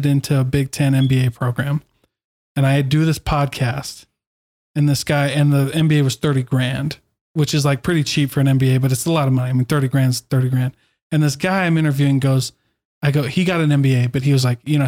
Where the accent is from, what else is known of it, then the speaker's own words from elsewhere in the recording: Iowa, United States; moved away as an adult; now in Utah, United States; in my hometown, everybody thought you had to go to college